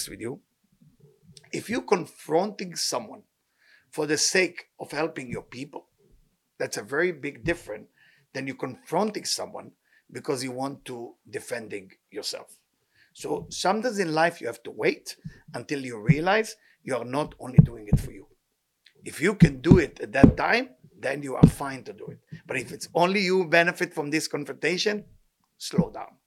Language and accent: English; Israel; now in United States; as Israeli, for me, I'm a little shocked. You know, I come from Israel.